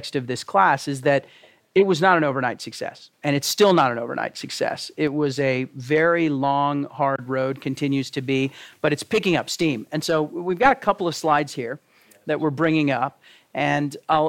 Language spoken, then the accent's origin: English; Texas, United States; moved away; John and I know from growing up in Texas, that's not the way we grew up